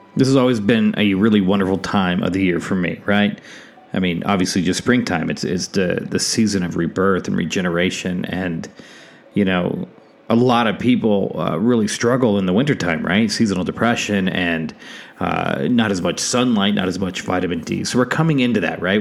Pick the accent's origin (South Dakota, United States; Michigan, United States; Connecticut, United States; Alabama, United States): South Dakota, United States; moved away as an adult; my home state of South Dakota